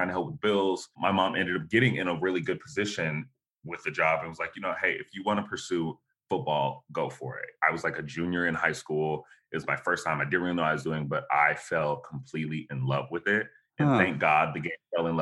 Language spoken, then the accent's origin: English; Dallas, Texas, United States; also born or lived in Buffalo, New York; my mom relocated us to Dallas, Texas.